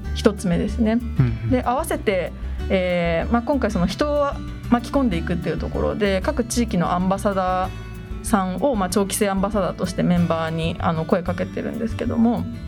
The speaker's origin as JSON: {"language": "Japanese", "town": "Oi", "region": "Kanagawa", "country": "Japan", "tie": "born or raised there", "said": "出身は神奈川県の大井町です"}